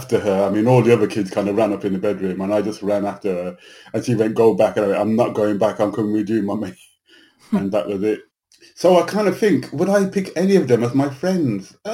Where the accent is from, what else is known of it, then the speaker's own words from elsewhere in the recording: Birmingham, West Midlands, United Kingdom; I was born in England, but in a Caribbean community in Birmingham